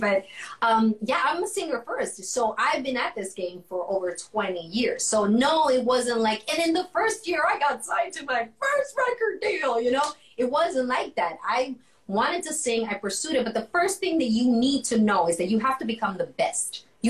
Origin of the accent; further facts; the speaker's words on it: U.S. Virgin Islands; And I grew up in the Virgin Islands as one of the places that were, I've got a lot of influences